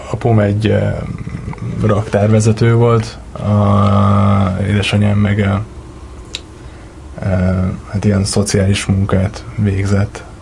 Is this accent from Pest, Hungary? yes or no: no; Miskolc, Borsod-Abaúj-Zemplén, Hungary; Igazából Miskolcon születtem, és uh, itt is nőttem